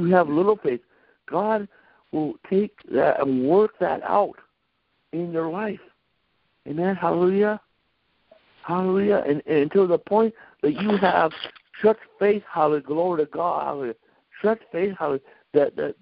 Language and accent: English; North Dakota, United States; I'm from North Dakota.